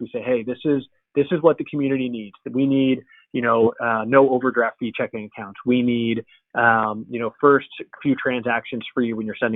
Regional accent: Los Angeles, California, United States; I grew up

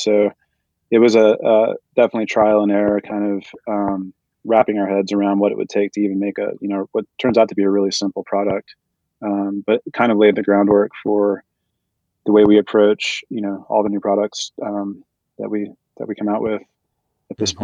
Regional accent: North Texas, United States; moved away; also born or lived in Colorado; I'm the Texan to Jason's New Yorker. So yeah. I grew up in, in North Texas

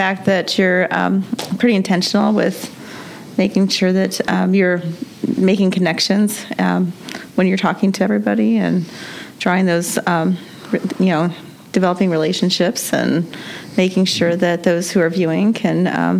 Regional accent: Columbia City, Indiana, United States; Columbia City.

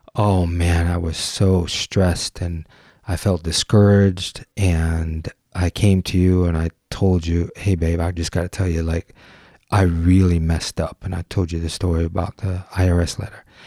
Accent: Detroit, Michigan, United States; growing up in Detroit

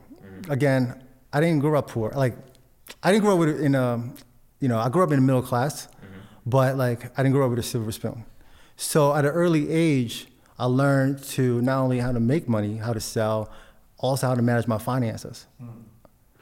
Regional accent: Philippines; now in United States; I was born in the Philippines

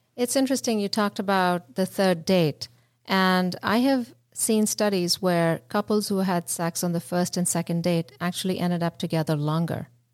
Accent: India; moved away; I grew up in India

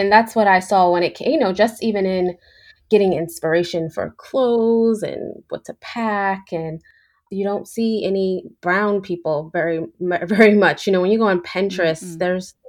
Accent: New York, United States; I grew up in New York, so I was used to diversity, but I was also used to being one of few

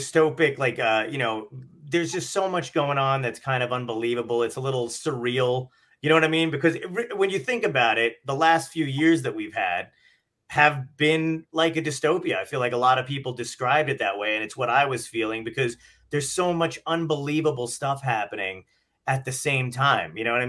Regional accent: New York City, New York, United States; I'm from Brooklyn.

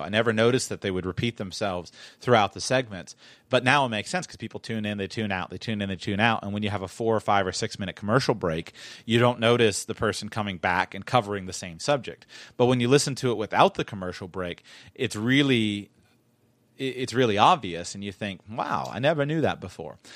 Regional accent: South Florida, United States; I'm from South Florida where fashion matters

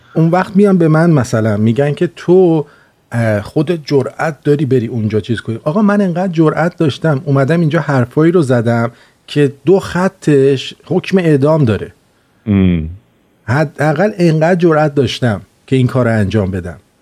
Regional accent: Iran; moved away; ما هم اونجا زندگی کردیم یعنی اینکه ما اونجا زندگی کردیم و دیدیم شرایط رو الان هم که اومدیم بیرون

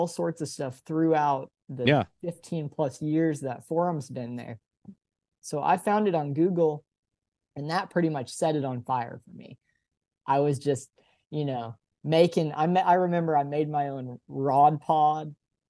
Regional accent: Dallas, Texas, United States; moved away; So I grew up in Dallas, and the Dallas area, I've learned from living in a lot of other places, the Dallas area is just insanely rich in fishing spots, especially just urban fishing spots

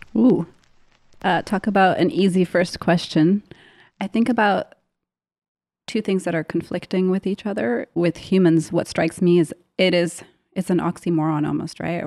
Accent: Canada; I grew up in Canada

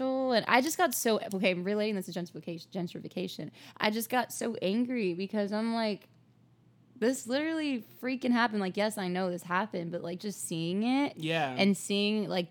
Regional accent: Chicago, Illinois, United States; I'm from Chicago

